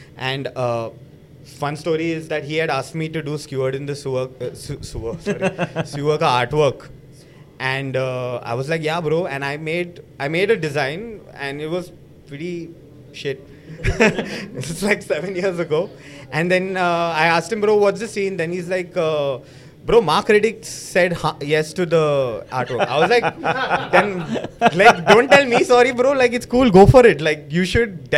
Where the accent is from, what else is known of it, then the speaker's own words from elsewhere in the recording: Mumbai, Maharashtra, India; I'm a boy from Mahakali